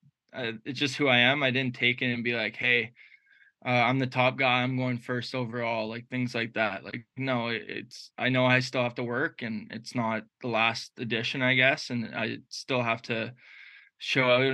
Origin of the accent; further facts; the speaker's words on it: Ottawa, Ontario, Canada; growing up in Ottawa